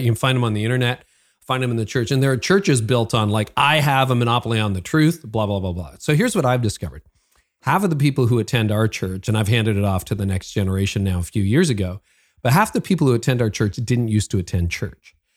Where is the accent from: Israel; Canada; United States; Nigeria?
Canada; I'm Canadian, so I live north of Toronto